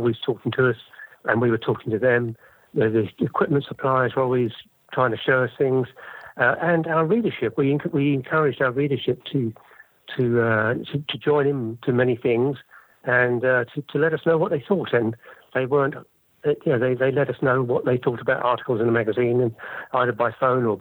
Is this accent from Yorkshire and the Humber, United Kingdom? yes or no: no; London, United Kingdom; now in Dorset, United Kingdom; I'm from London originally, but these days I live in Dorset in the southwest of the UK